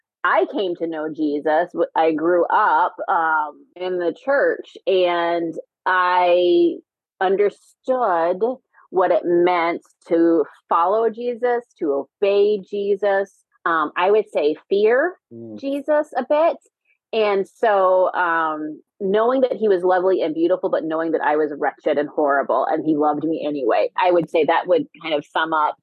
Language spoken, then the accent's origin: English; Houston, Texas, United States; moved away as an adult; now in Minnesota, United States; I grew up actually in Texas, in Houston, Texas